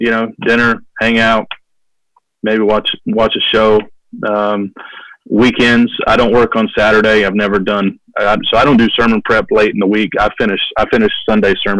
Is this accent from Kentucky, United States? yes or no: yes; Kentucky, United States; also born or lived in Detroit, Michigan; They moved to Kentucky when I was small. So I was raised there